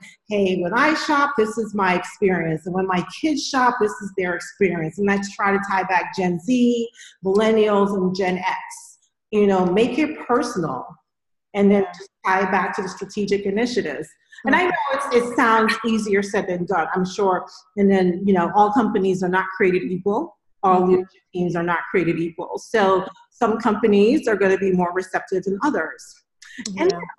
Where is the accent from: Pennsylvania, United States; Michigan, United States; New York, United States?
New York, United States; because I'm from New York, but a lot of New Yorkers just want to stay in New York.